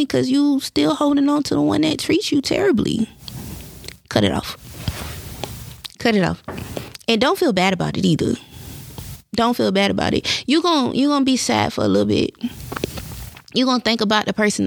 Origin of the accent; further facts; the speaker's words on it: the Carolinas, United States; I'm from the Carolinas. So being from the Carolinas, like, they be Bible thumping around here.